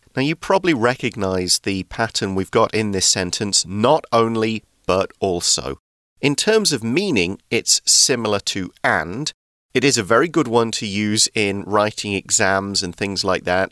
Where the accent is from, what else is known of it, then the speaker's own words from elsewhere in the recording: England, United Kingdom; in the UK, in my hometown